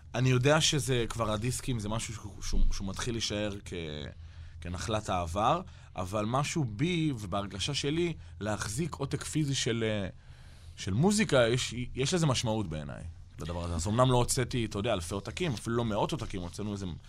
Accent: Israel; אנחנו ישראלים אחרי הכל

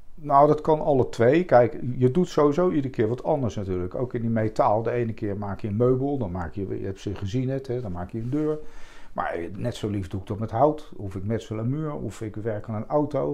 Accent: The Hague, South Holland, Netherlands; also born or lived in Leidschendam; ik ben geboren in het centrum van Den Haag. Toen zijn, toen zijn we verhuisd naar Morgenstond

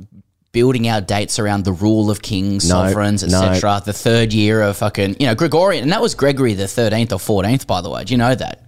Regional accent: Australia; as an Australian cricket fan.

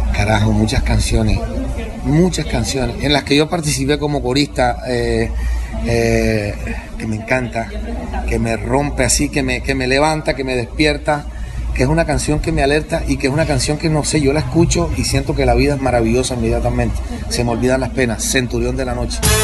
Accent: Cartagena, Bolívar, Colombia; yo soy cartagenero

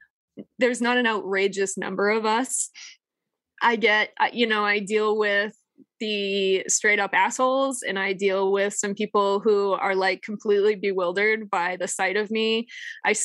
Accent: Massachusetts, United States; moved away as an adult; also born or lived in northern New Hampshire; now in New Hampshire, United States; I was from Massachusetts. I went to college and high school in Massachusetts. And no offense to my home state

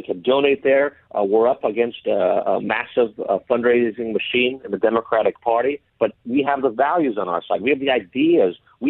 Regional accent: San Diego, California, United States; also born or lived in Escondido; I've lived in San Diego basically my entire life. I was born in Escondido. I went to San Pasqual High School. I went to San Diego State.

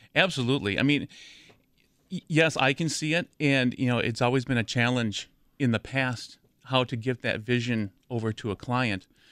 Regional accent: near Madison, Wisconsin, United States; also born or lived in Milwaukee, Wisconsin; I grew up near Madison.

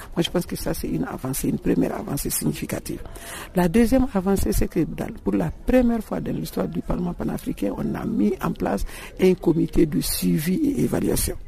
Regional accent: Mali; je suis malienne

